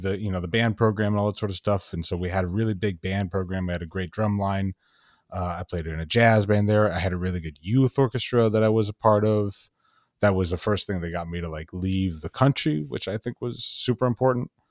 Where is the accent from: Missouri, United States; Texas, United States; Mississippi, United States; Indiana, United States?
Texas, United States; Dallas; moved away as an adult; also born or lived in Miami; I was born and raised in Dallas, Texas